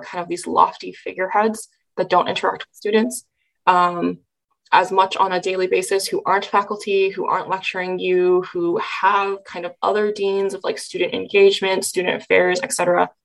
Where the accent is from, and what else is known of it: California, United States; moved away as an adult; now in Nebraska, United States